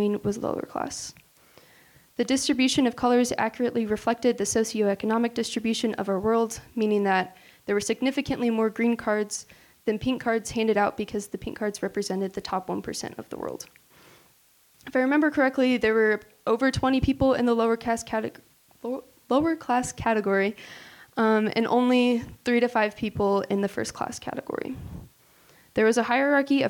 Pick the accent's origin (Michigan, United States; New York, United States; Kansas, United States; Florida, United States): Kansas, United States; McPherson; moved away; I'm originally from McPherson, Kansas. It's a super small town that not very many people know